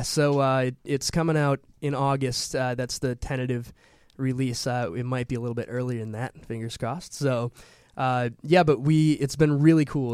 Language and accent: English; Milwaukee, Wisconsin, United States; I'm from Milwaukee, Wisconsin